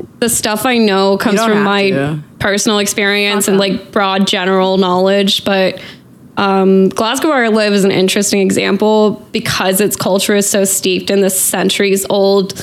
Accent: Northern Norway, Norway; moved away as an adult; also born or lived in Portland, Oregon, United States / Oslo, Norway / England; now in Scotland, United Kingdom; I'm originally from Northern Norway. Then when I was a teenager, I lived in Portland, Oregon. Then I moved back to Norway

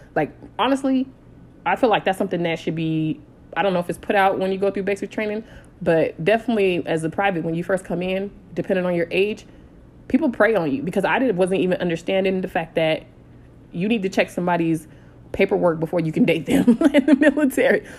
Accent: San Diego, California, United States; so I'm from San Diego

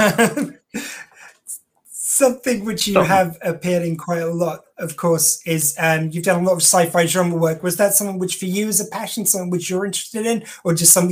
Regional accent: England, United Kingdom; I'm English and my mum's Irish.

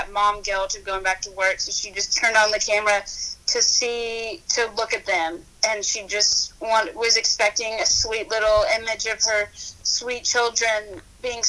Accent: Louisville, Kentucky, United States; I'm from Louisville, so I would go to the Derby, like, every year

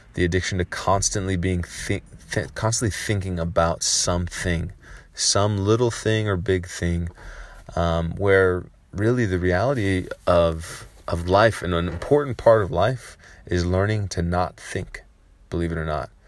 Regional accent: San Francisco, California, United States; I grew up in San Francisco, California

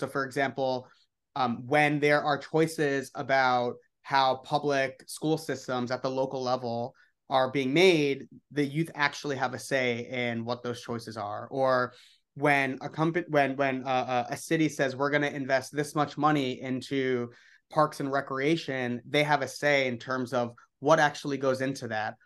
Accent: New York City, New York, United States; I grew up in the Upper East Side in Manhattan.

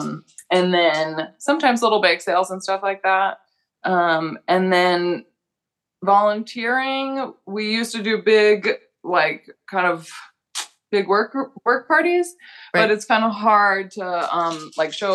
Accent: Illinois, United States; moved away as an adult; now in Oregon, United States; I'm from Illinois

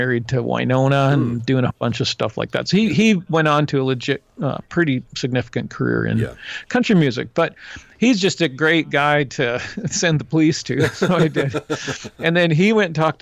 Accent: Canada; I'm a Canadian

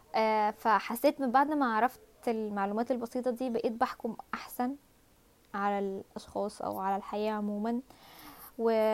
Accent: Egypt

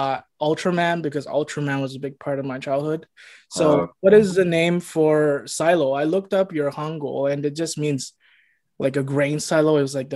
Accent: Toronto, Ontario, Canada; I lived a lot of my life in Asian Court, Scarborough. It's where I still am.

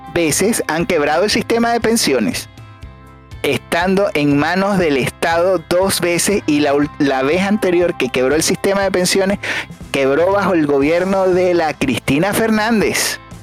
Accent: Venezuela; moved away; nosotros los venezolanos

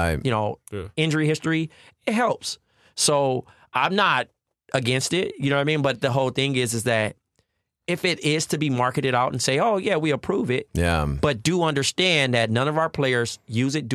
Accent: Compton, California, United States; I'm from Compton, California

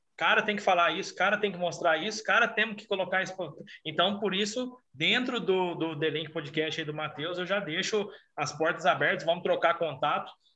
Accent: Brazil; eu sou brasileiro

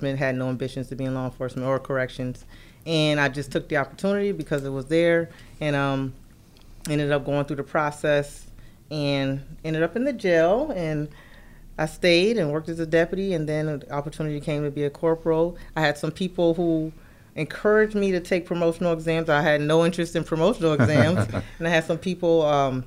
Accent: Rochester, New York, United States; I was born and raised in the city of Rochester

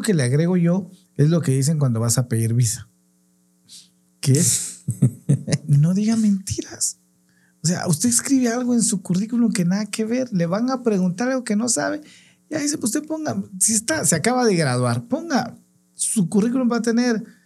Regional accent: Guatemala; en mi país, en Guatemala, que está en Centroamérica

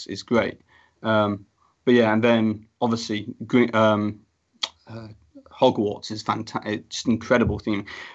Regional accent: United Kingdom; I'm a British person

